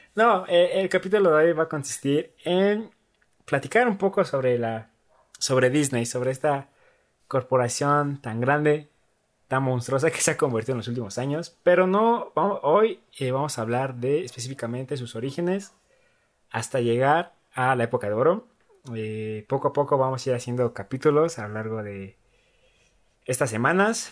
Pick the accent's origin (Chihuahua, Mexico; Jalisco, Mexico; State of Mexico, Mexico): State of Mexico, Mexico; Ecatepec; yo nací en Ecatepec, ahí en la eh, Jardín Santa Clara.